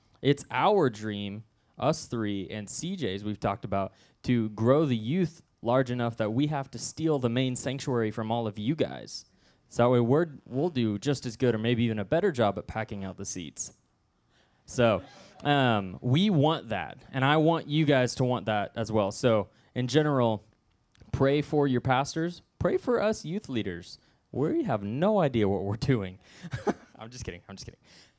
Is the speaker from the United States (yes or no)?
yes; Southwest City, Missouri, United States; The first time I spoke, and only other time I spoke this message, was at my home church growing up in Southwest City